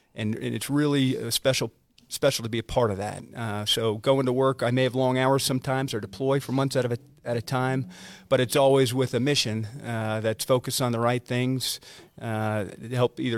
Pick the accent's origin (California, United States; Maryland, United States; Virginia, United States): Virginia, United States; A little bit about me, though. I grew up in Northern Virginia playing high school sports and loved being around people.